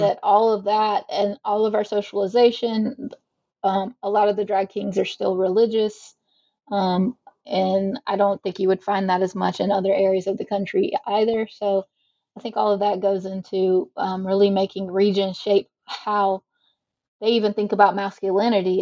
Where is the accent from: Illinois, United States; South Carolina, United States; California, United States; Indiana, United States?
South Carolina, United States; also born or lived in Mississippi; I live in South Carolina and I'm from South Carolina, so hmm. um, born and raised Southerner.